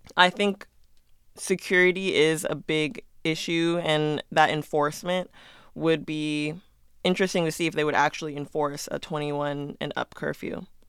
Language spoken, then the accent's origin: English; Las Vegas, Nevada, United States; growing up here